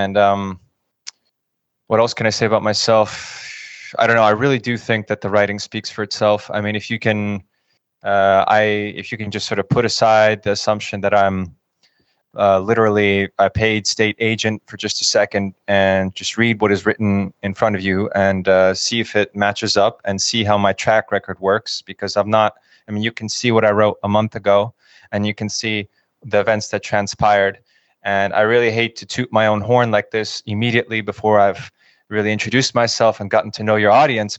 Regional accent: United States; moved away as an adult; also born or lived in Kyiv, Ukraine / Russia; I grew up in the United States

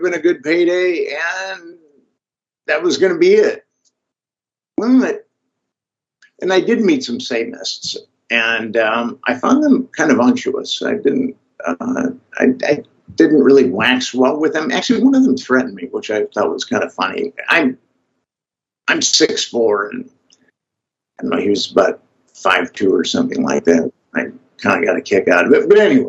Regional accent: Minnesota, United States; I'm from Minnesota originally, and I studied philosophy in college

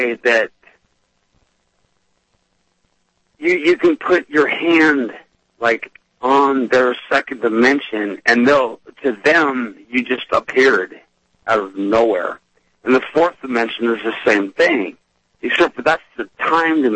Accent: Portland, United States; now in Idaho, United States; I'm originally from Portland

